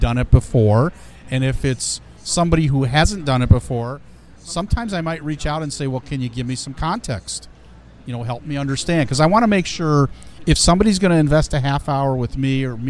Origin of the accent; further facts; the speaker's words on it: Ohio, United States; also born or lived in Chicago, Illinois; I was born in Chicago, raised in Ohio, educated at Ohio State